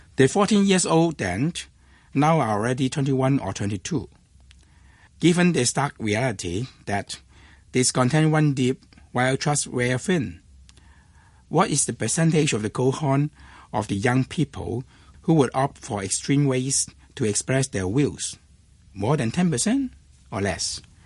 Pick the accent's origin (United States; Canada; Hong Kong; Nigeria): Hong Kong; I was born and raised in Hong Kong